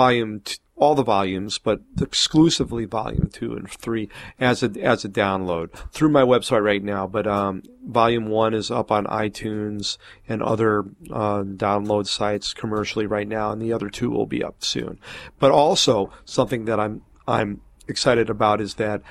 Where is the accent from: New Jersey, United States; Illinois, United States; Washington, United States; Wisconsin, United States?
Wisconsin, United States; Milwaukee; moved away; my hometown in Milwaukee